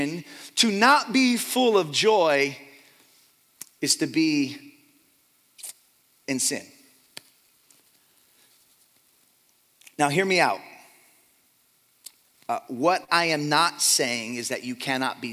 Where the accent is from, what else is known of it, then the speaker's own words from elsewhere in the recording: Fremont, California, United States; now in Dublin, United States; I was born and raised in Fremont, California, and I currently reside in Dublin